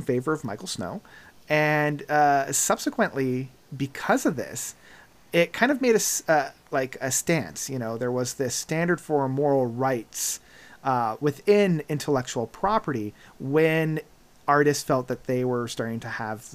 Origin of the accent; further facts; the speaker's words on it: Canada; we're Canadian